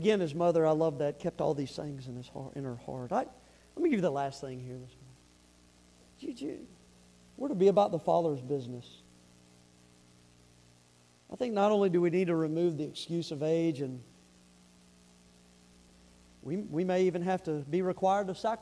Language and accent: English; the South, United States; I'm from the South.